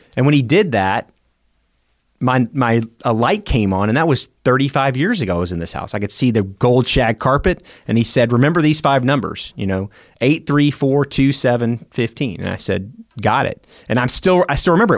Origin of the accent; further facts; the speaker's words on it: Memphis, Tennessee, United States; also born or lived in Warner Robins, Georgia; now in Oklahoma City, United States; I grew up in Memphis, Tennessee